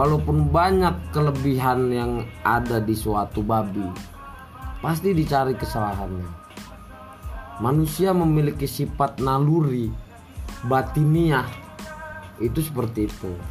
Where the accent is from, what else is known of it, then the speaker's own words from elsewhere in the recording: North Sumatra, Indonesia; pada dasarnya saya sebagai orang Batak